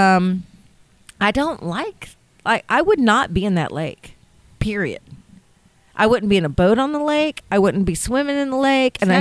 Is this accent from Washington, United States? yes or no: no; Panama City, Florida, United States; I'm from Panama City, Florida. So I grew up basically in the water